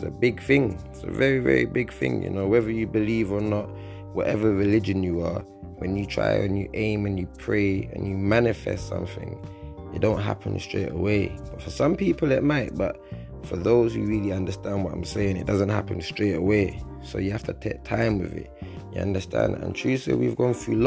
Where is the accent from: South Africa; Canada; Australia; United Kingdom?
United Kingdom; London; I grew up on a council estate in West London, started off in Northwest London in the United Kingdom.